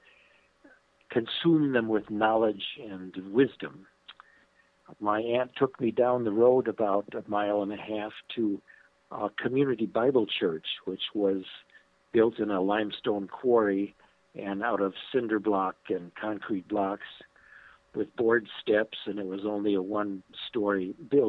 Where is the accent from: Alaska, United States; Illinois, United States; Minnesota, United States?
Illinois, United States; western suburb of Chicago; I was born in Chicago, Illinois. I grew up in a western suburb of Chicago, Illinois.